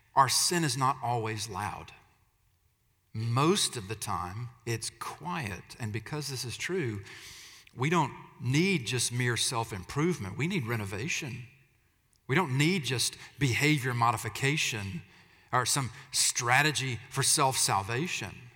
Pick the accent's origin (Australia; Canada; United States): United States; Alabama; I'm from Alabama, so pardon the pronunciation